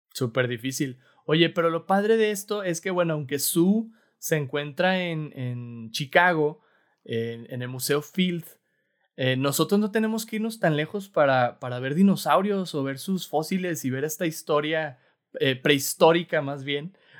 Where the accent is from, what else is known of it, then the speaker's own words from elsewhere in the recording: Mexico; Somos mexicanos